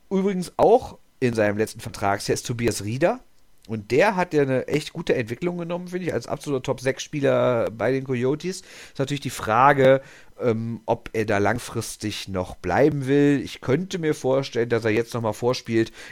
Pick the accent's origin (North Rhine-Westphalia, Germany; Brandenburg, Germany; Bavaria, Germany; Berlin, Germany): North Rhine-Westphalia, Germany; Düsseldorf; ja, als Düsseldorfer darf man den natürlich nicht vergessen.